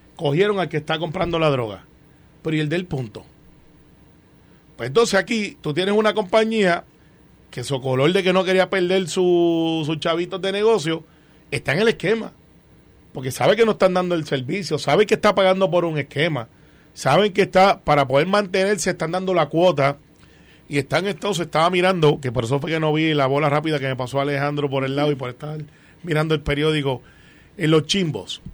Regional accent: Guaynabo, Puerto Rico; Yo soy de Guaynabo

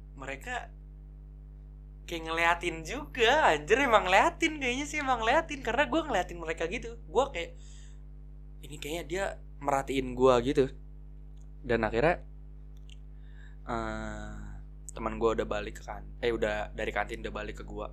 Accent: Bekasi, West Java, Indonesia; gua masuk S M P, namanya tuh S M P dua belas di Tambun Selatan. Ya, karena gua anak Bekasi

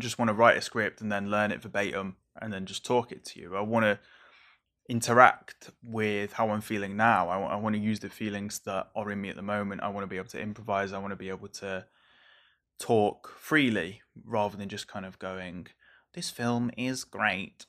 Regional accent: Merseyside, North West England, United Kingdom; growing up on Merseyside

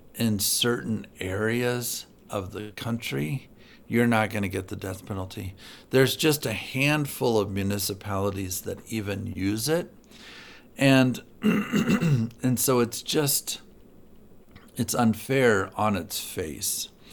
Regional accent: Galesburg, Illinois, United States; moved away; I'm from Galesburg, Illinois, um, originally.

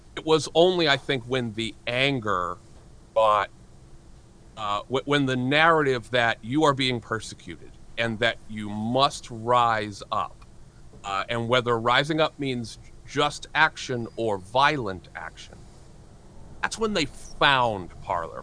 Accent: New Hampshire, United States; a 17 year old white kid growing up in New Hampshire

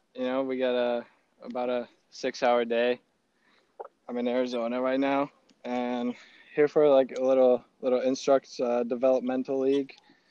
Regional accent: Slovakia; My school was one of the only schools in Slovakia that actually had a baseball program.

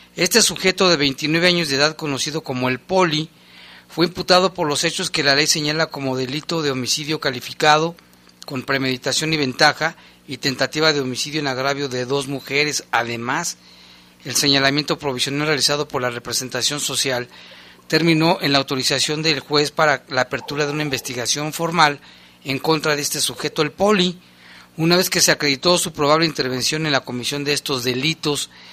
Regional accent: Mexico; nos unen como nación mexicana

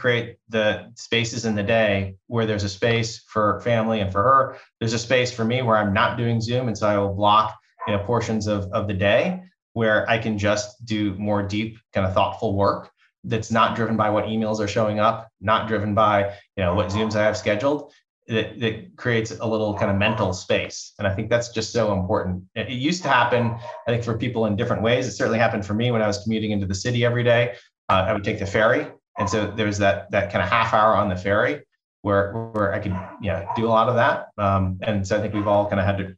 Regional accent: East Coast, United States; now in Bay Area, United States; I grew up on the East Coast and moving out to the Bay Area 23 years ago

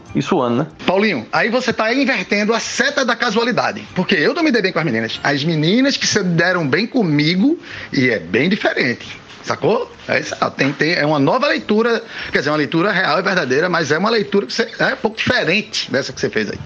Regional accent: Recife, Pernambuco, Brazil; eu nasci em Recife

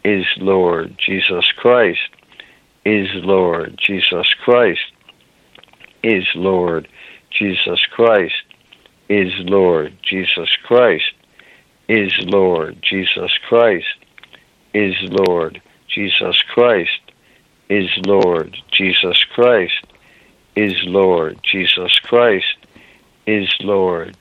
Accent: Ireland; I'm an Irishman

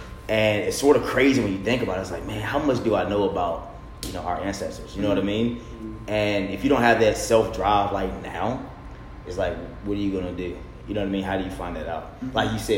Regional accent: India; Yeah. I'm Indian.

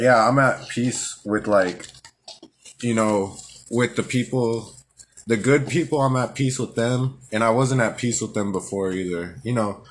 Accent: Albuquerque, New Mexico, United States; also born or lived in San Antonio, Texas; I was born in San Antonio, Texas, and raised in Albuquerque, New Mexico

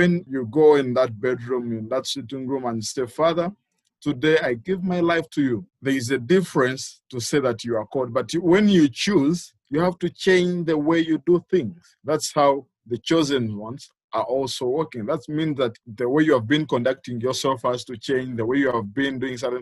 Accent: Mukono, Central Region, Uganda; I'm from Uganda, Mukono to be specific.

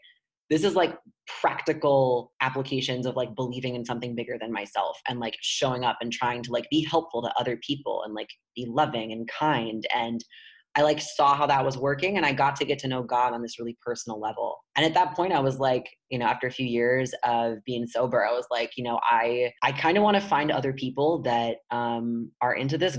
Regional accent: Chicago, Illinois, United States; I grew up in Chicago

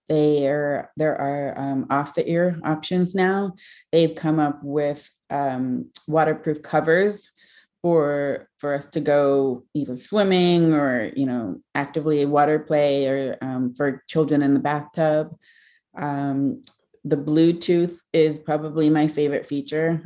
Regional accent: Kent, Ohio, United States; I grew up in Kent, Ohio

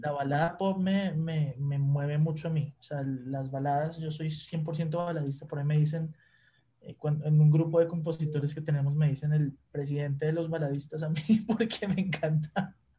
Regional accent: Colombia; moved away as an adult; now in Mexico; vengo de Colombia

